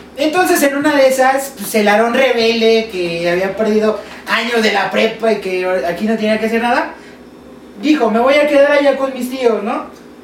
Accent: Mexico; como buen mexicano

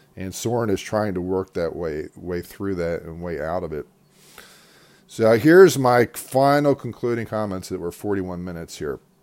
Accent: United States; as an American

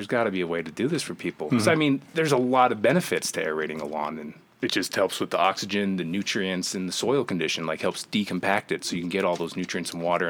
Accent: East Rutherford, New Jersey, United States; New Jersey.

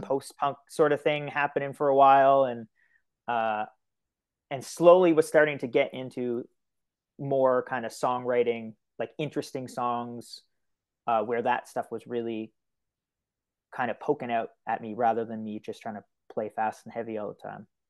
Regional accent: Miramichi, New Brunswick, Canada; now in Fredericton, Canada; I'm originally from Illground First Nation, which is, like, just right outside of, like, Newcastle area

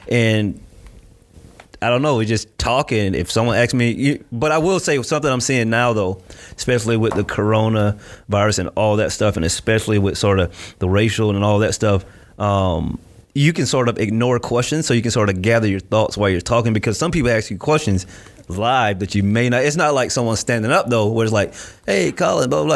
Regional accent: Winter Haven, Florida, United States; moved away as an adult; also born or lived in Miami, Florida; now in Gainesville, United States; I was born and raised in Winter Haven, Florida

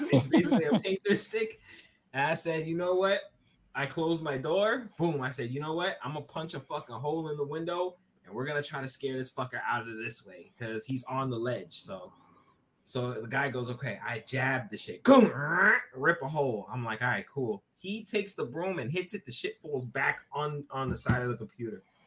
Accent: New York City, New York, United States; I am from Brooklyn

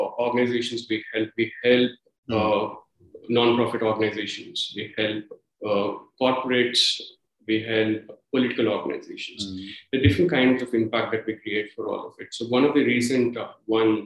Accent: India; moved away as an adult; my home country

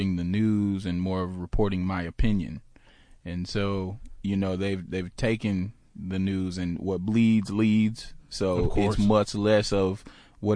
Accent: Georgia, United States; I'm from Georgia, so I'm a little country.

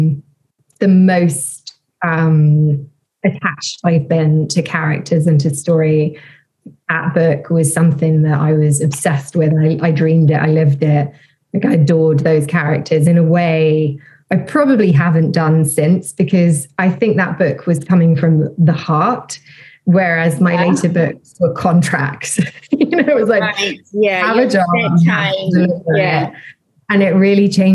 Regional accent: London, United Kingdom; moved away as an adult; also born or lived in Bristol / Italy / Bali; I'm from London or South London, but, you know, I've lived in London, worked in London for most of my life, and all my family and friends are there.

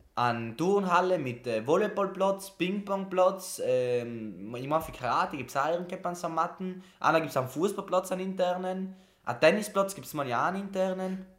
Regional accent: South Tyrol, Trentino-Alto Adige, Italy; moved away as an adult; now in Camerino, Italy; bei uns in Südtirol

